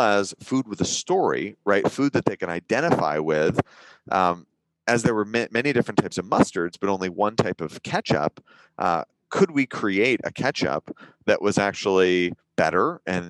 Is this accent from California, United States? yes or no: yes; Northern California, United States; I grew up in Northern California